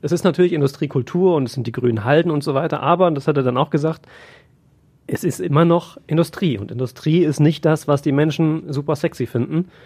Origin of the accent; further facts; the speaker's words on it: Siegerland, North Rhine-Westphalia, Germany; moved away as an adult; now in Essen, Germany; ich bin im Siegerland groß geworden